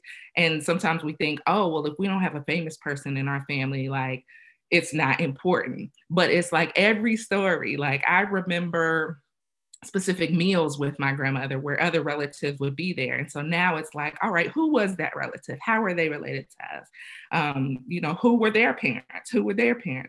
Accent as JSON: {"language": "English", "town": "Augusta", "region": "Georgia", "country": "United States", "tie": "born or raised there", "moved": "yes", "lives_now": "Concord, United States", "said": "I'm from Augusta, Georgia."}